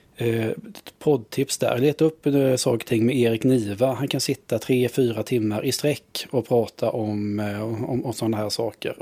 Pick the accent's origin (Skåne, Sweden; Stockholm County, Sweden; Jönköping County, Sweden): Jönköping County, Sweden; Vetlanda; jag växte upp eh, utanför Vetlanda, vi är bibelbältet